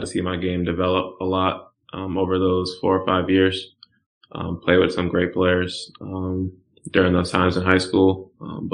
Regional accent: Randolph, Massachusetts, United States; moved away as an adult; now in Houston, United States; I'm from Randolph, Massachusetts

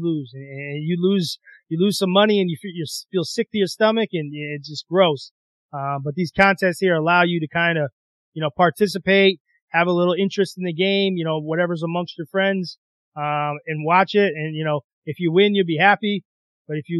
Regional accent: Massachusetts, United States; also born or lived in South Bend, Indiana; I'm originally from Massachusetts. So I was able to move back here, let him be around family a little bit.

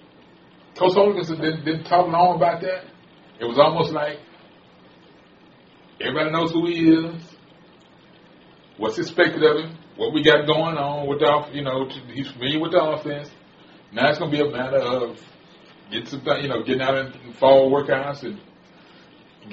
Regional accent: Houston, Texas, United States; I ain't from Houston, Texas. I'm from Fifth Ward, Texas

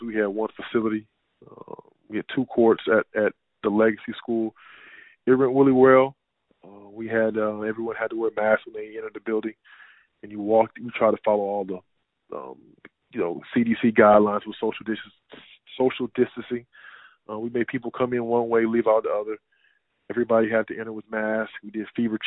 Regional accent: Houston, Texas, United States; also born or lived in Fort Worth, Texas / Germany / Switzerland / France; Born and raised in Houston

